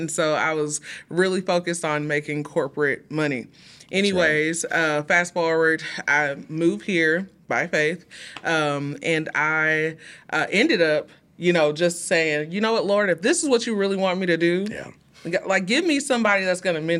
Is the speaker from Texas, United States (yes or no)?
yes; Houston, Texas, United States; Well, we're originally from Houston, Texas.